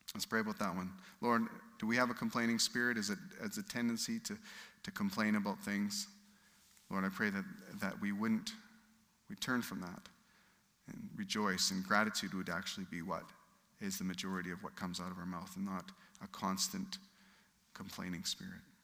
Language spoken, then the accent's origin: English; United Kingdom; I'm British